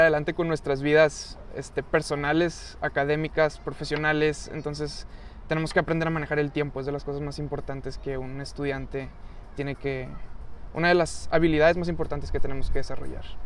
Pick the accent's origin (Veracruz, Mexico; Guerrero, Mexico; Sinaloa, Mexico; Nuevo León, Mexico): Nuevo León, Mexico; Monterrey; soy regio